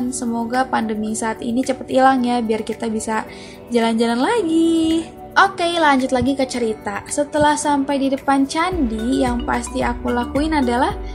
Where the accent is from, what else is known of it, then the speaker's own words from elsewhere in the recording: Central Java, Indonesia; karena kebetulan aku ini orang Jawa Tengah jadi kalau misalkan aku lagi pulang kampung pasti pulangnya itu nyempetin untuk datang ke Borobudur ini